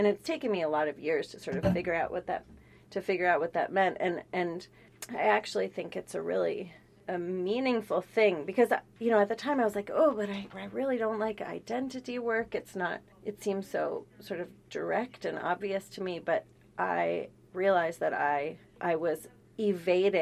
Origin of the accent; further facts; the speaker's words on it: San Francisco, California, United States; I grew up in San Francisco